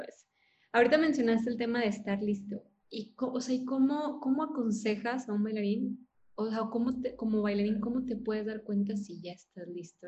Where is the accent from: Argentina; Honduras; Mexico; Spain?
Mexico; Monterrey, Nuevo León; yo soy de Monterrey